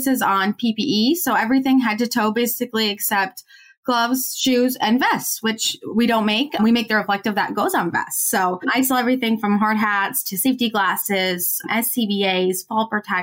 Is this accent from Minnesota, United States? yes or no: yes; Minnesota, United States; I'm originally from Minnesota, which is where 3M is headquartered